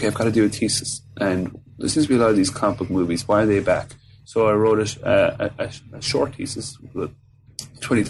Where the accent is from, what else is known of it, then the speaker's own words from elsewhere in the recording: Fermoy, Munster, Ireland; moved away as an adult; also born or lived in Cork / Galway; now in Melbourne, Australia; I'm from Cork in the south of Ireland, so a small town called Fermoy